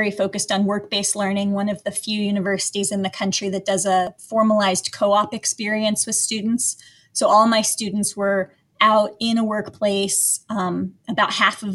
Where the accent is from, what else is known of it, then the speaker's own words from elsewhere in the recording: Evergreen, Colorado, United States; I grew up in a place called Evergreen, Colorado. It's in the mountains outside of Denver